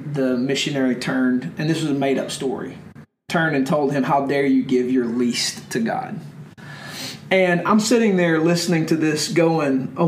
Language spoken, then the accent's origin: English; United States; as an American Christian